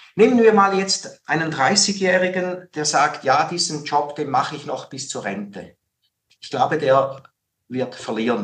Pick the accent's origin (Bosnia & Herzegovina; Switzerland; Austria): Switzerland; in der Schweiz natürlich als Schweizer